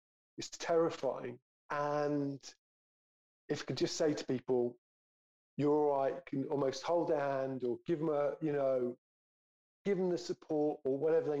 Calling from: London, United Kingdom; moved away as an adult; So I'm calling in from France because what was it? 5 years ago, my wife, she was my wife at the time, my girlfriend, we're living in London.

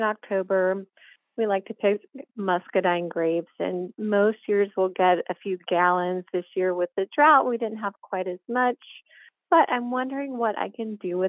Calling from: Maryville, Tennessee, United States; I'm calling from Maryville, Tennessee.

